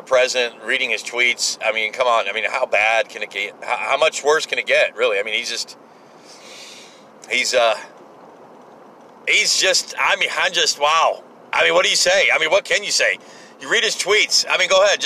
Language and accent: English; United States; as an American